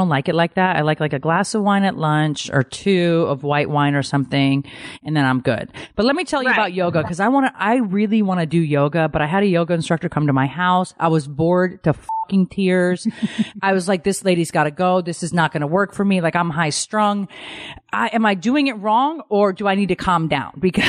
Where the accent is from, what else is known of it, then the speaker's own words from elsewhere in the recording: Connecticut, United States; I'm Italian. {S7} Right. {S5} I grew up in Connecticut.